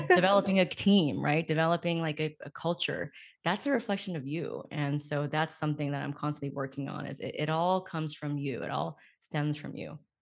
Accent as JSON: {"language": "English", "region": "California", "country": "United States", "tie": "born or raised there", "also_born_or_lived": "Beijing", "said": "I was born in California, and then growing up, I went back and forth and back and forth, and I'll live with my grandparents, like, in the summers and winters, and then I would come back."}